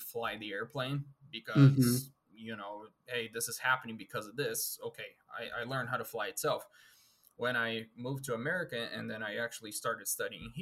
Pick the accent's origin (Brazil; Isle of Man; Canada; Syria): Brazil; moved away as an adult; now in United States; I'm originally from Brazil. So I got all my flight training done down there. And when I moved up here to the United States